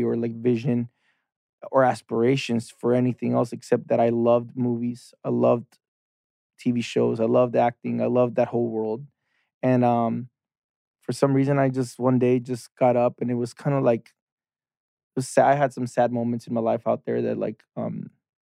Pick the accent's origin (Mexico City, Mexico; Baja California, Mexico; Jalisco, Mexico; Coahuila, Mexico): Baja California, Mexico; Tijuana; moved away as an adult; also born or lived in San Diego, United States; now in Los Angeles, United States; I'm from Tijuana. So I was born in San Diego, but I was raised and born, and everything was in Tijuana.